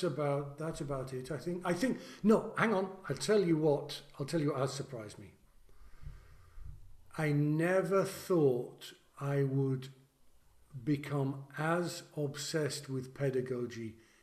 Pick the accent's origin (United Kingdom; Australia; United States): United Kingdom; England; I'm also English, so I find it somewhat ungentlemanly to do it.